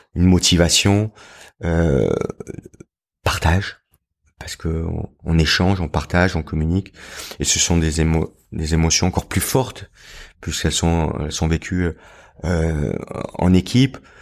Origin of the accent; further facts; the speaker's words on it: Pra-Loup, Provence-Alpes-Côte d'Azur, France; J'ai grandi dans les Alpes du Sud, à Pralou